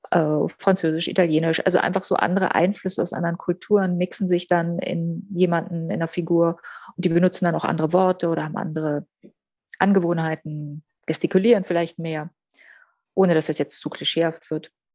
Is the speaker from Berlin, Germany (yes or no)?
yes; Berlin, Germany; Berlin ist meine Heimat